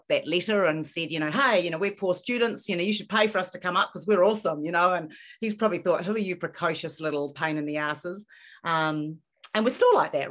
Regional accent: New Zealand; moved away as an adult; now in Los Angeles, United States; I'm a Kiwi living

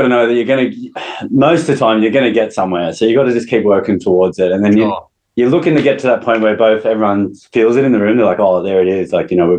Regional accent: Wollongong, New South Wales, Australia; Wollongong, like the northern suburbs of Wollongong.

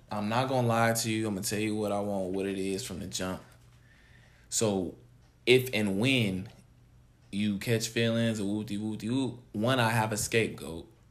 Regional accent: California, United States; I'm from California

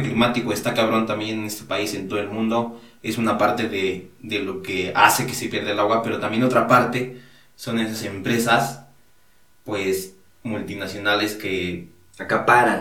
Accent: Hidalgo, Mexico; Allá, igual de donde yo soy, allá eh, me dedico a la agricultura

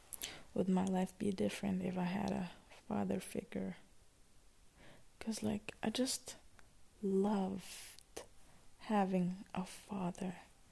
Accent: Palestine; also born or lived in Syria; So yeah, I tell people that I'm from Palestine. Because my mom is from Palestine. I'm half Palestine, half Syria. But I just tell that I'm from Palestine.

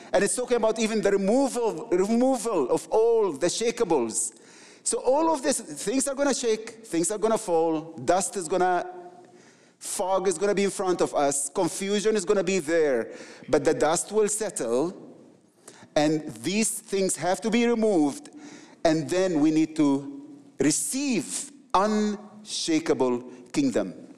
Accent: Egypt; I'm from the Middle East, the Coptic people, my people

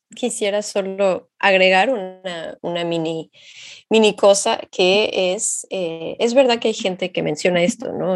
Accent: Xalapa, Veracruz, Mexico; moved away as an adult; now in France; yo soy de Jalapa, México.

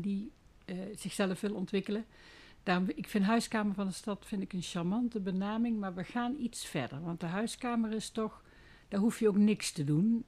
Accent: Made, North Brabant, Netherlands; Ik kom uit Maden. Dat ligt naast Hoge Zwaluwen.

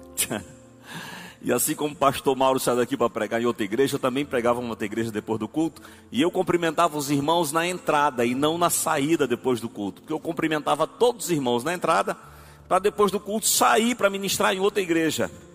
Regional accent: Arari, Maranhão, Brazil; Eu sou de Arari

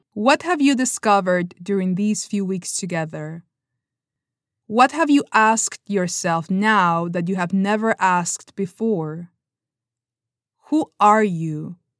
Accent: Peru; first language Spanish; English is a second language; moved away as an adult; now in California, United States

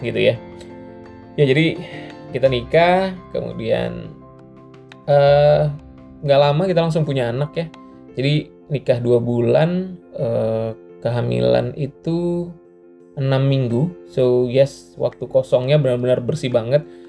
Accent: Batam, Riau Islands, Indonesia; di Batam adalah kampung halaman saya

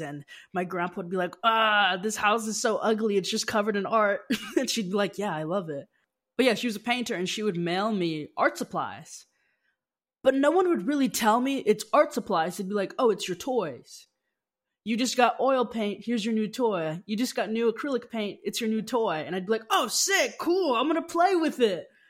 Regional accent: Las Vegas, Nevada, United States; moved away; also born or lived in Seattle; I grew up in Las Vegas, Nevada

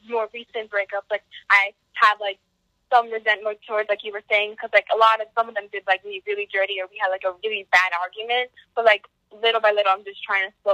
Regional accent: Monroe, New Jersey, United States; also born or lived in East Windsor, New Jersey; I moved from Crip, like, from East Windsor to Monroe in fifth grade

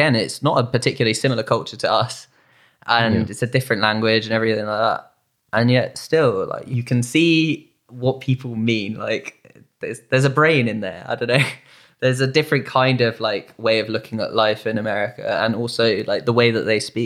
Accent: United Kingdom; We're British.

